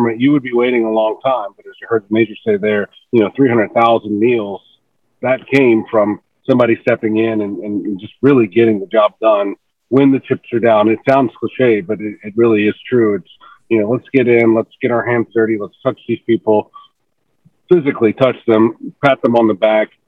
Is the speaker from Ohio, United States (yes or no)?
no; Kentucky, United States; now in Baton Rouge, United States; I'm from Kentucky originally